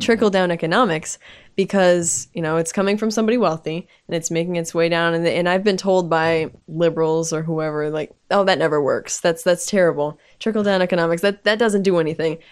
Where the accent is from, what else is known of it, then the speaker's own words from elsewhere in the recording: United States; I'm American, I speak English.